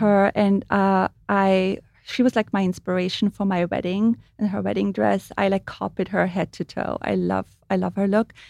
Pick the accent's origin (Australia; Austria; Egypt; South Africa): Austria; English is a second language; moved away as an adult; now in United States; I grew up in Europe and I grew up with body oil